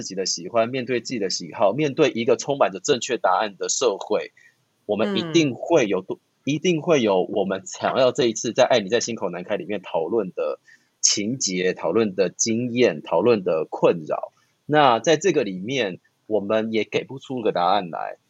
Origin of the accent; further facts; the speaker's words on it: Taiwan; 那或许身为台湾人，身为亚洲人，身为在这样子的环境成长的这些